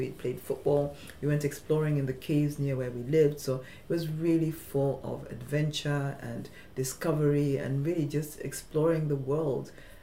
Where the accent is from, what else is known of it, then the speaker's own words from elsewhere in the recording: Nairobi, Kenya; moved away as an adult; also born or lived in Germany; I grew up in Nairobi, which is quite diverse.